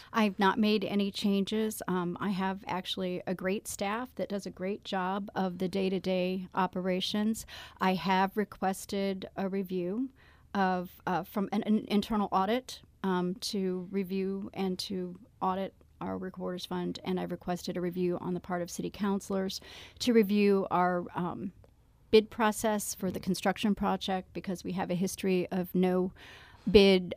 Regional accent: Illinois, United States; now in St. Louis, United States; I'm from Illinois

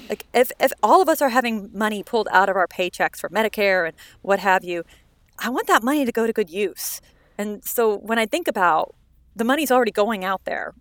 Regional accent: Parsons, Kansas, United States; moved away; my hometown in mm-hmm. Parsons

